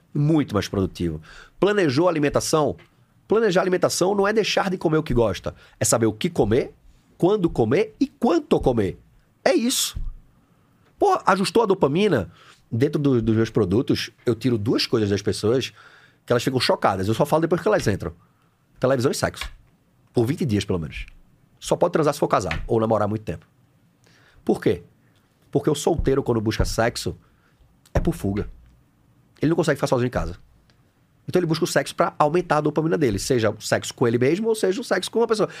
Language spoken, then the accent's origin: Portuguese; Recife, Pernambuco, Brazil; eu sou de Recife, formado em educação física